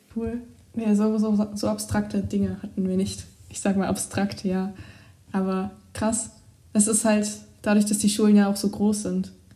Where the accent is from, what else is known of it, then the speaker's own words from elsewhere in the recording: Germany; also born or lived in England; bei uns in Deutschland